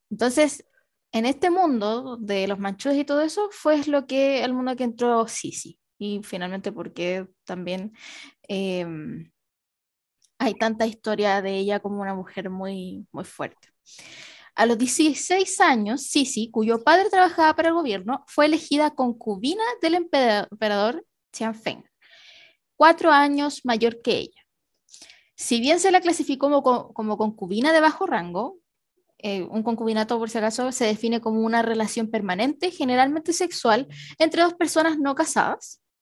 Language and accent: Spanish; Chile